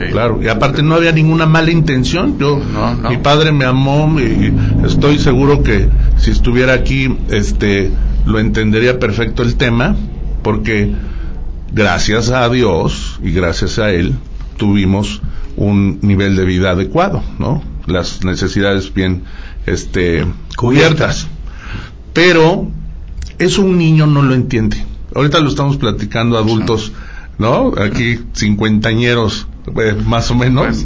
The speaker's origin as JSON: {"language": "Spanish", "region": "Aguascalientes", "country": "Mexico", "tie": "born or raised there", "said": "Originarios de Aguascalientes, ahí es donde yo nací"}